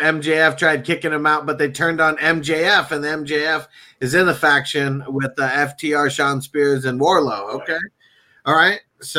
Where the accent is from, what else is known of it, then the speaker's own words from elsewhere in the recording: San Diego, California, United States; I'm from San Diego.